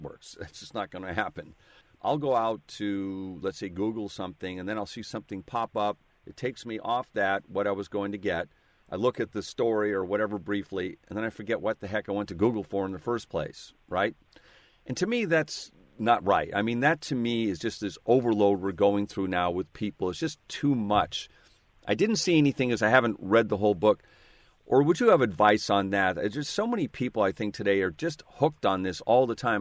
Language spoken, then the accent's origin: English; Seattle, Washington, United States